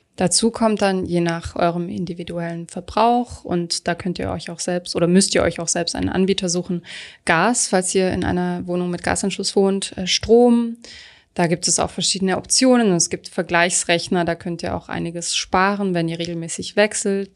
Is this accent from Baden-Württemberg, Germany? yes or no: yes; Stuttgart, Baden-Württemberg, Germany; Stuttgart meiner Heimat